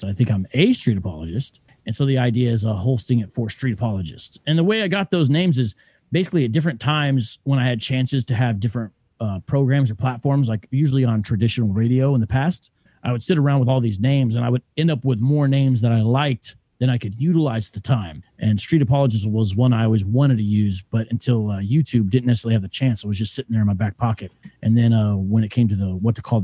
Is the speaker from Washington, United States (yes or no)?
no; Columbus, Ohio, United States; now in Phoenix, United States; I'm originally from Columbus, Ohio